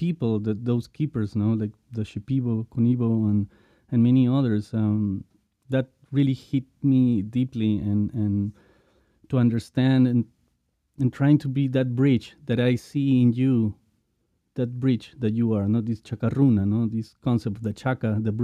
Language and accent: English; Lima, Peru; I was born in Lima as well, you know, in the city